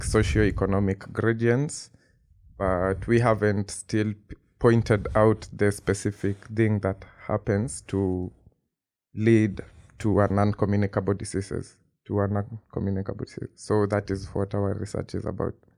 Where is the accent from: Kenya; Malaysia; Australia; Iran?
Kenya; moved away as an adult; now in Princeton, United States; I am from Kenya, like, I've grown up in Kenya all my life